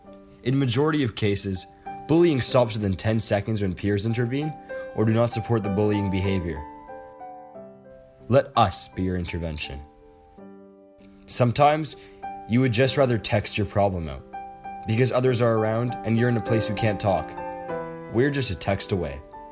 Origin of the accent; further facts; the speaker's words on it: Vancouver, British Columbia, Canada; I'm from Vancouver.